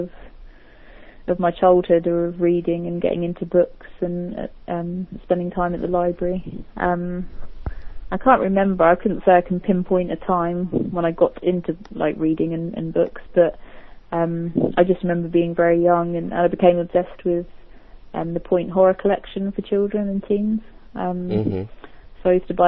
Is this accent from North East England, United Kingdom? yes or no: no; Milton Keynes, South East England, United Kingdom; moved away as an adult; now in Devon, United Kingdom; I lived originally in a place called Milton Keynes, which is just literally an hour from London